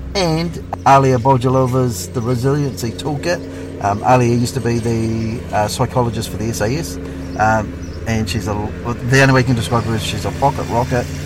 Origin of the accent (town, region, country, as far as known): New Zealand